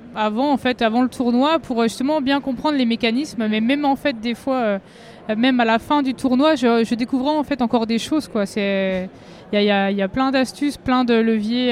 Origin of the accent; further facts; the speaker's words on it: Vosges, Grand Est, France; je viens des Vosges.